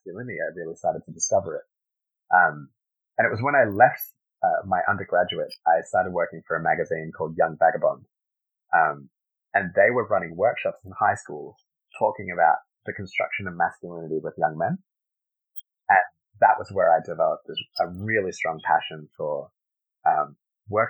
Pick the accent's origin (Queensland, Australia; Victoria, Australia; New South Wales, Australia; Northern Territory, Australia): New South Wales, Australia; Sydney; also born or lived in Caracas, Venezuela; my parents moved to Australia in 1992. So I grew up in Sydney